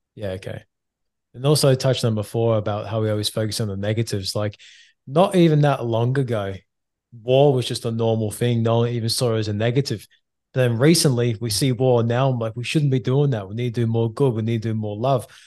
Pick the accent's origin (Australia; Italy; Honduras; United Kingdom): United Kingdom; England